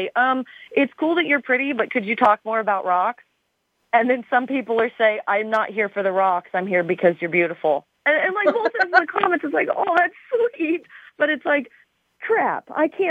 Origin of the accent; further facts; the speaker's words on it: Arizona, United States; I'm from Arizona.